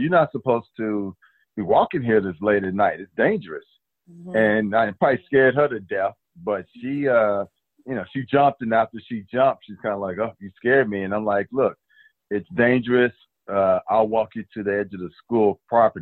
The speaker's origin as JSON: {"language": "English", "region": "Texas", "country": "United States", "tie": "born or raised there", "also_born_or_lived": "Oakland, California", "moved": "yes", "said": "growing up in Texas"}